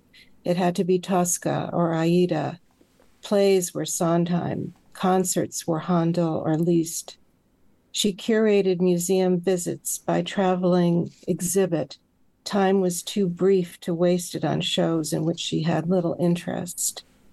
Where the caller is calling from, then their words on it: Saratoga Springs, New York, United States; Saratoga Springs, New York.